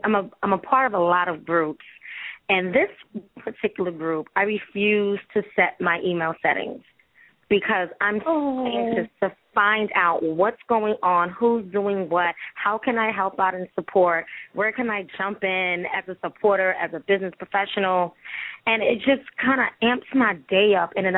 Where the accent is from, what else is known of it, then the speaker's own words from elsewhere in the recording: New York City, New York, United States; I'm from Brooklyn, New York